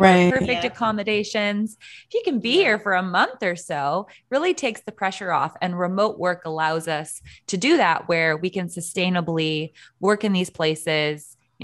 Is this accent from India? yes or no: no; Canada; as a Canadian